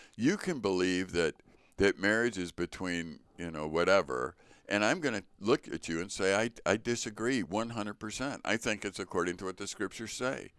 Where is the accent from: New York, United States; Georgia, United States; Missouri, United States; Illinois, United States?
Illinois, United States; Chicago; growing up in the Sch-, Chicago public school